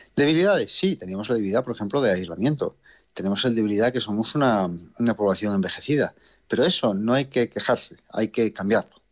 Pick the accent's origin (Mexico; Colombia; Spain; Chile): Spain; Asturias; moved away as an adult; es un orgullo como asturiano que, además he tenido la oportunidad de trabajar fuera de, Asturias y de España, de poder retornar